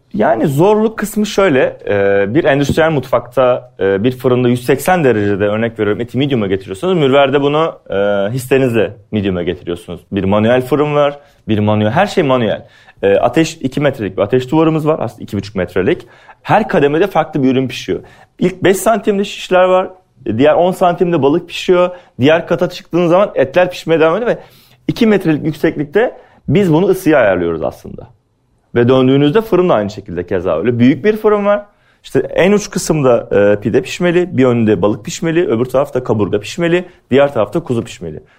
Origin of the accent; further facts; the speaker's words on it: Antalya, Turkey; moved away as an adult; also born or lived in Afyonkarahisar; now in Istanbul, Turkey; ben Antalyalıyım. Antalya Turizm Otelcilik Lisesi mezunuyum.